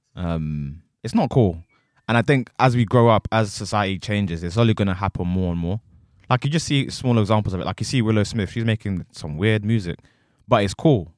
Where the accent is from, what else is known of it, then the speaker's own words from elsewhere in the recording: Essex, East of England, United Kingdom; I say I'm from Essex